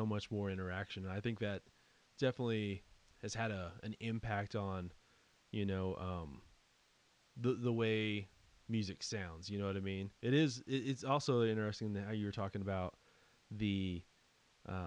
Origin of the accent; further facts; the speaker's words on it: West Texas, United States; I grew up here in West Texas